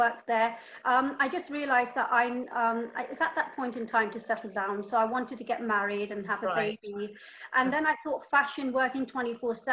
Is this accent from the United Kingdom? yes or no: yes; London, United Kingdom; also born or lived in Karachi, Pakistan; I was born in Karachi. Karachi, Pakistan. And then my parents, they moved to London when I was three.